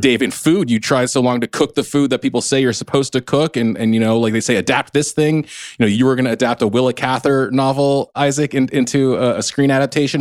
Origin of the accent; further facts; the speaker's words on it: United States; I'm not Korean American, I'm Chinese American